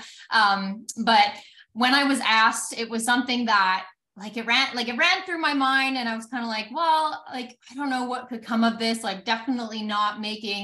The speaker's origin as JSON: {"language": "English", "region": "Alberta", "country": "Canada", "said": "I'm from Alberta, Canada"}